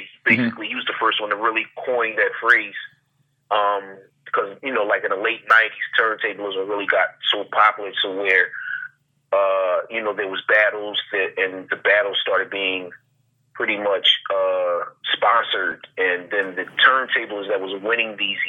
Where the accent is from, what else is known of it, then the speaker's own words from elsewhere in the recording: Philadelphia, Pennsylvania, United States; Yep, that's my hometown. It's the city of brotherly love and other things.